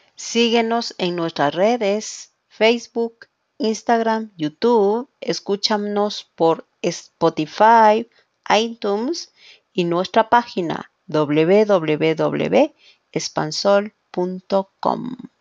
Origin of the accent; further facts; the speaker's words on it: Quito, Pichincha, Ecuador; soy de Quito, Ecuador